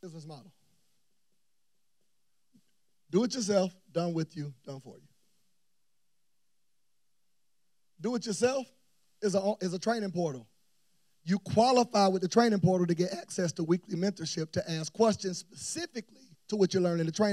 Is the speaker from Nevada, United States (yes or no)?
no; Tallahassee, Florida, United States; moved away as an adult; now in Atlanta, United States; I'm leaving from Tallahassee, Florida, pastoring my parents' church